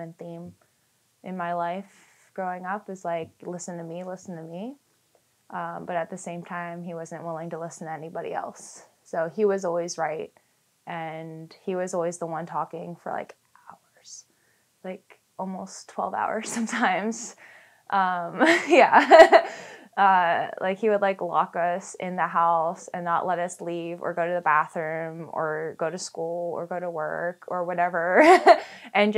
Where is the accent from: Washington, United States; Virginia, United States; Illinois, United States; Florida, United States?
Virginia, United States; Fairfax; I'm from Fairfax, Virginia.